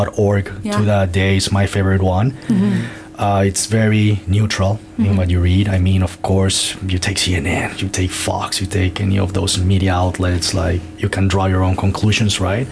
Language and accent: English; Colombia; moved away as an adult; now in Canada; I'm Colombian. I grew up in Colombia